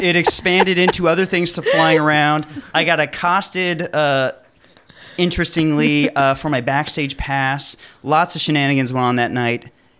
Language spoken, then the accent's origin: English; Orange County, California, United States; I grew up in Southern California